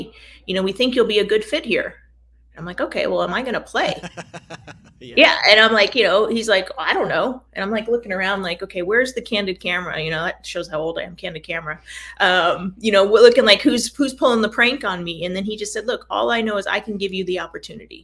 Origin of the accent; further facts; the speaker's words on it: Escondido, California, United States; also born or lived in Portland, Oregon; I grew up in Escondido and went up to University of Portland